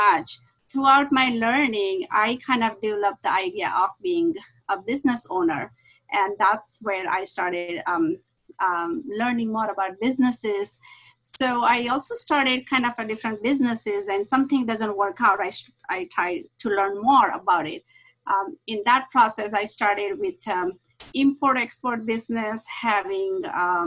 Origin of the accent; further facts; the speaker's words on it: India; moved away as an adult; now in La Mirada, United States; I grew up in India, and when I came here, I was very young. I was 20 years old